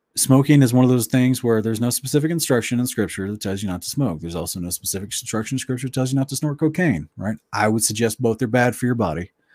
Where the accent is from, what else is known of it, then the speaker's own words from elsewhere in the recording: Oklahoma, United States; moved away; also born or lived in West Virginia / Tulsa, Oklahoma / Ardmore, Oklahoma / Wewoka, Oklahoma; I grew up basically mostly in Oklahoma, but also some in West Virginia